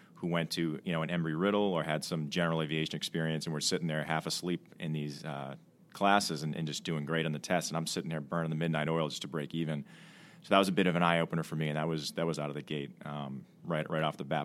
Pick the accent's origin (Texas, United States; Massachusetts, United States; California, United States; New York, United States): Massachusetts, United States; Milton; I'm from, uh, Milton, Mass, just outside of Boston